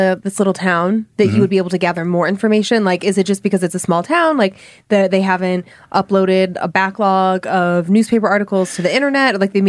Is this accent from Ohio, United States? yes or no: yes; Cleveland, Ohio, United States; I grew up in Cleveland.